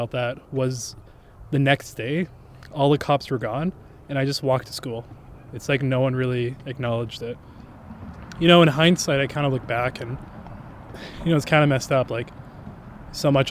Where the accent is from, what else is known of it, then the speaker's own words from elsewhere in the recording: Edmonton, Alberta, Canada; I grew up like Somali in Edmonton